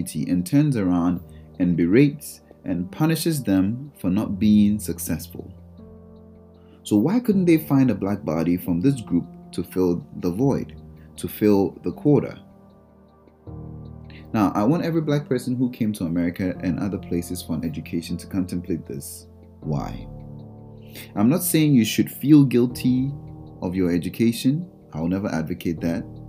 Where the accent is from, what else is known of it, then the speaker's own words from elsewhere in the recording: Ghana; moved away as an adult; also born or lived in Brooklyn, United States; I was born in Ghana and spent my whole life and grew up in Ghana to be about 18 years old